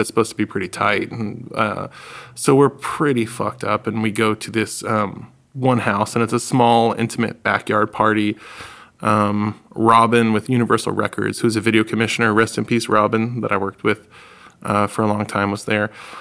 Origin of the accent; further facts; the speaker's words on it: New England, United States; We're from the Northeast, like New England.